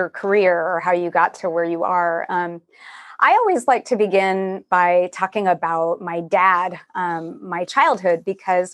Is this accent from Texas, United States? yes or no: yes; Texas, United States; now in San Francisco, United States; I'm from Texas originally.